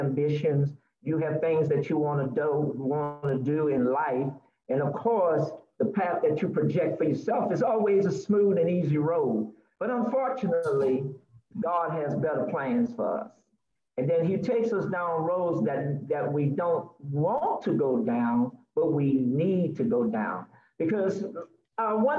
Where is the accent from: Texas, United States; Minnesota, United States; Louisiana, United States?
Louisiana, United States; New Orleans; I am from New Orleans, Louisiana